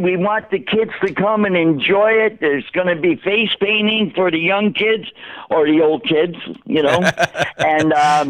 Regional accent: Woodbridge, Connecticut, United States; I grew up in Woodbridge.

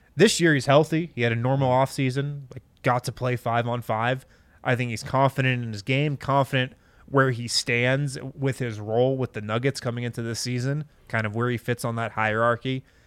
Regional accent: Boulder, Colorado, United States; now in Golden, United States; some people I grew up with in Boulder

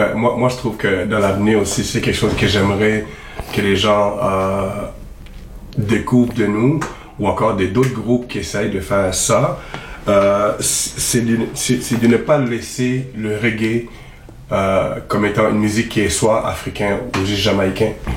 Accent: Montreal, Quebec, Canada; j'ai grandi quand même à Montréal

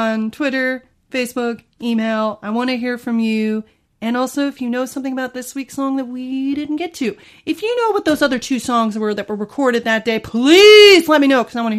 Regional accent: United States; I'm an American fan.

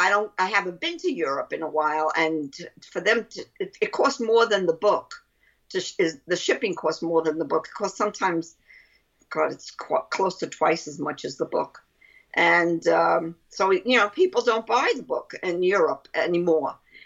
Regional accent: Brooklyn, New York, United States; accent: Brooklyn; That's my Brooklyn accent.

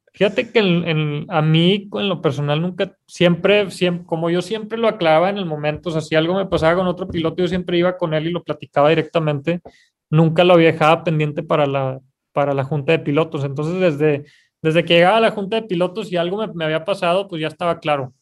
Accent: Mexico

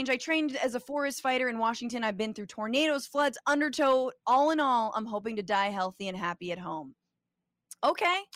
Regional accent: Guatemala; I'm from Guatemala. It's sad.

